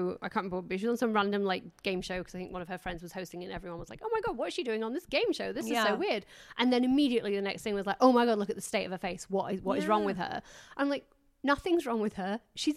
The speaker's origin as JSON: {"language": "English", "region": "England", "country": "United Kingdom", "said": "I'm too English"}